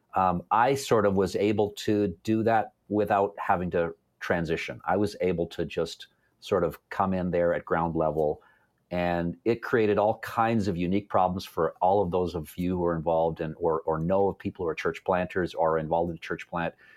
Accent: Toronto, Ontario, Canada; now in London, Canada; I was, uh, born and raised in the Toronto area

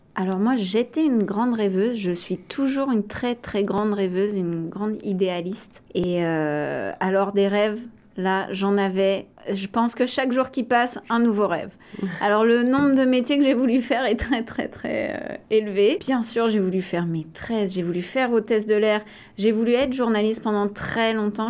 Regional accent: Les Sables-d'Olonne, Pays de la Loire, France; moved away as an adult; also born or lived in La Roche-sur-Yon, France / Ottawa, Canada; now in Toronto, Canada; je suis née en Vendée à La Roche sur yon ah. J'ai grandi proche, euh, très proche des Sables d'Olonne.

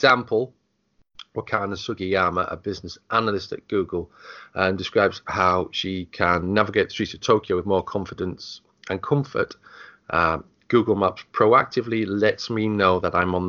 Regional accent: United Kingdom; being British

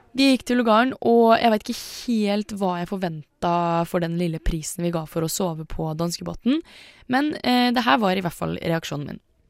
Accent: Indre Østfold, Norway; jeg er fra Indre Østfold.

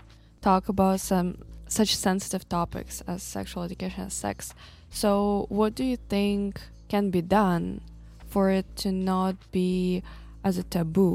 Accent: Kazakhstan; I'm from Kazakhstan

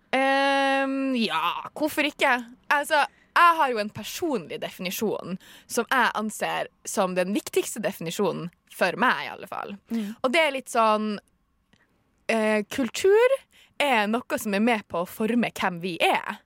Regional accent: Tromsø, Troms, Norway; accent: Tromsø dialect; jeg er fra Tromsø

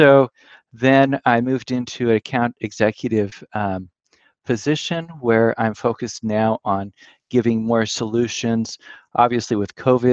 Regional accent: Willamette Valley, Oregon, United States; moved away as an adult; also born or lived in Pullman, Washington; now in East Coast, United States; I was raised in the Willamette Valley in Oregon, and then was living in Pullman, Washington

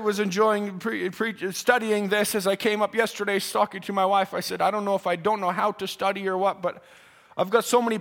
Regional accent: Canada; We thank God for the rights that we have as a Canadian

